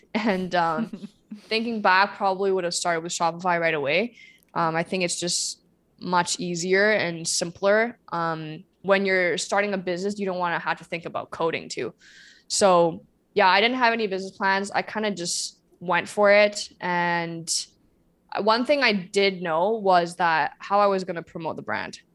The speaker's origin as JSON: {"language": "English", "country": "China", "tie": "born or raised there", "moved": "yes", "said": "I grew up in China"}